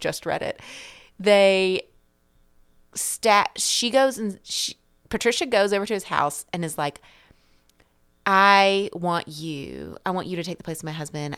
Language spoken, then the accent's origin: English; the South, United States; the South where I'm from